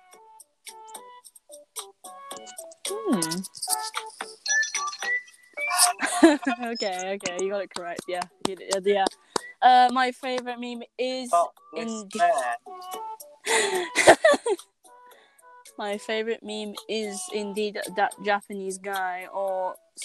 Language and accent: English; Philippines; Yes, I'm indeed Filipino.